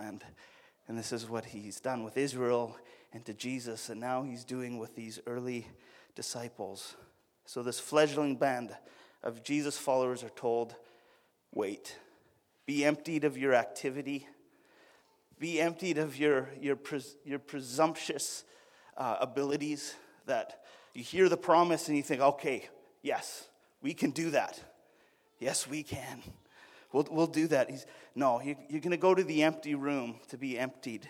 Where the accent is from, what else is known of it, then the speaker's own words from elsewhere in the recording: Alberta, Canada; I'm from Alberta